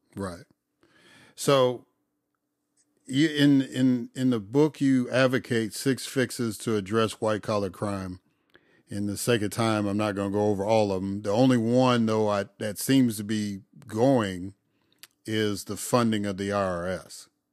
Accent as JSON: {"language": "English", "town": "Chicago", "region": "Illinois", "country": "United States", "also_born_or_lived": "Mississippi", "moved": "as an adult", "lives_now": "Atlanta, United States", "said": "I'm originally from Chicago"}